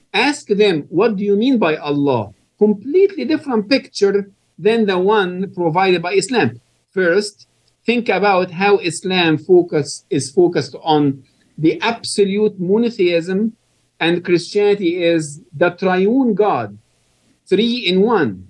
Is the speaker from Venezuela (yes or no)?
no; Egypt; moved away; I was born and raised in Egypt